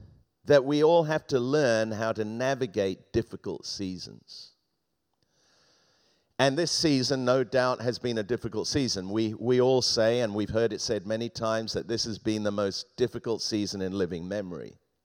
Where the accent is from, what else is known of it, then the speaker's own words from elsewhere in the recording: England, United Kingdom; We used to have a parrot, an African grey parrot, when I was growing up in England.